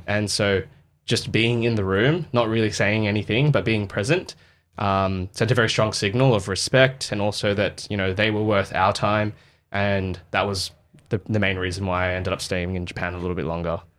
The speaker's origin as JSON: {"language": "English", "area": "the West", "region": "Western Australia", "country": "Australia", "tie": "born or raised there", "said": "so in Australia, um, I grew up in the West"}